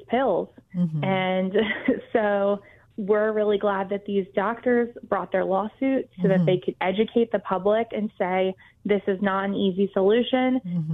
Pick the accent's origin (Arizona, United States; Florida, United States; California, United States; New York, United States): Florida, United States; here in my home state of Florida